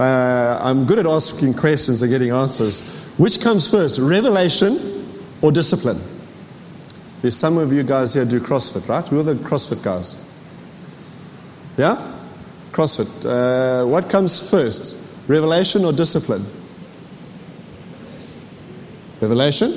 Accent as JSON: {"language": "English", "region": "KwaZulu-Natal", "country": "South Africa", "tie": "born or raised there", "moved": "yes", "said": "I was born in Natal, reborn in Natal in 1985"}